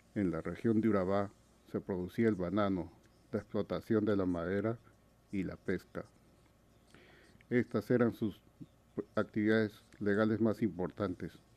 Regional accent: La Oroya, Junín, Peru; moved away; Yo soy de Perú. Vengo de una pequeña ciudad metalúrgica, minera, que queda en los Andes peruanos, llamada La Oroya.

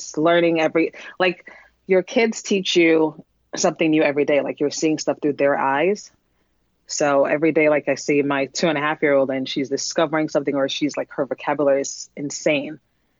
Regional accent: New York, United States; now in New Jersey, United States; I am from New York, now living in New Jersey, and I'm a mom of two.

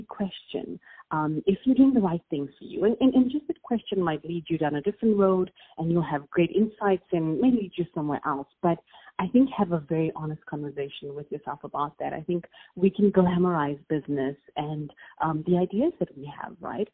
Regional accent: South Africa; accent: South African; moved away as an adult; now in Los Angeles, United States; I don't know if you can tell by my accent, but I'm South African. So that's a very unique one. And people are always intrigued by that in the United States. So I do reside in LA now. But I grew up in South Africa

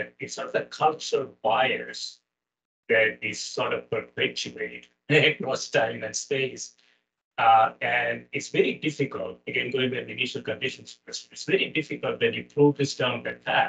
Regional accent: Kerala, India; moved away; I grew up in South India, southwestern part of India. It's a place called Kerala

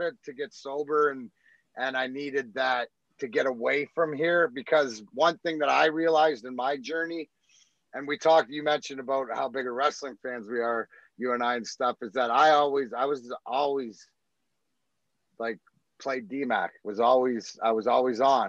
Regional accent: Canada; moved away as an adult; also born or lived in Scotland; now in Michigan, United States; Being Canadian

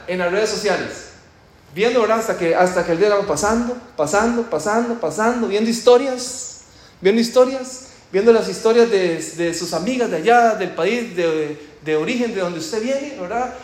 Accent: Costa Rica; moved away; Como ustedes ya posiblemente ya lo identificaron con mi acento, yo soy de Costa Rica

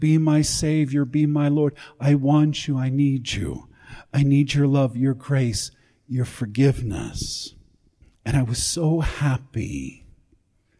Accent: Los Angeles, California, United States; also born or lived in Chicago, Illinois, United States; I was born in Chicago, grew up in Los Angeles

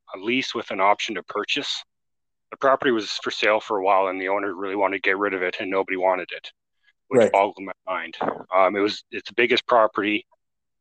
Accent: Alberta, Canada; moved away as an adult; also born or lived in Victoria, British Columbia; I'm from Alberta originally.

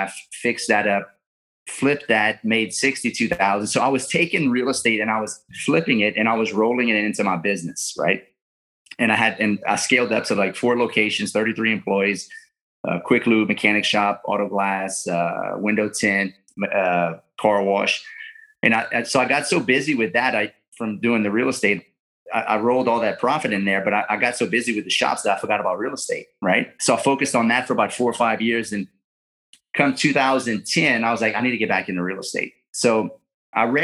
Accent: Lafayette, Louisiana, United States; I'm from South Louisiana, born and raised in Lafayette, Louisiana

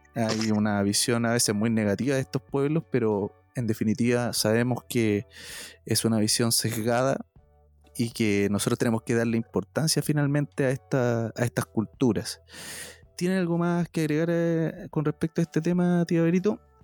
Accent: Chile

